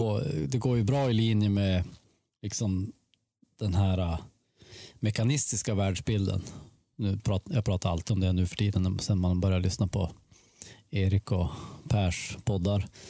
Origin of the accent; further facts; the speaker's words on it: Sweden; hemma i Sverige